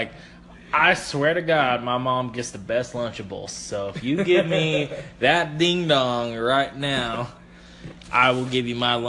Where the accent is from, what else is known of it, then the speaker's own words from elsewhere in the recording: United States; Well, I'm an American.